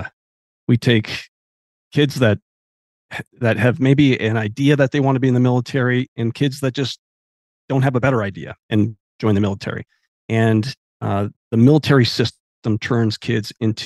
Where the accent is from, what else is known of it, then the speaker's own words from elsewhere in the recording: Olympic Peninsula, Pacific Northwest, Washington, United States; I grew up on the Pacific Northwest on the Olympic Peninsula